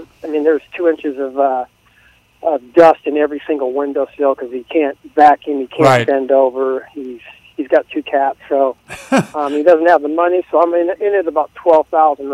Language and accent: English; Napa, California, United States; I'm actually in Napa, my hometown